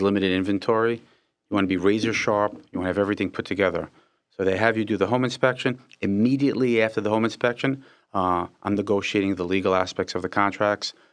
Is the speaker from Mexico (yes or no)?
no; Israel; I was born in Israel.